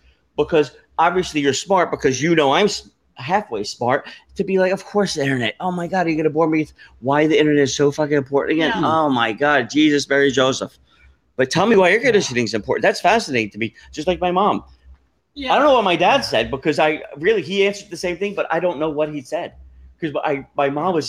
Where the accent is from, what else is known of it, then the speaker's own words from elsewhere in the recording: Brazil; I'm from Brazil.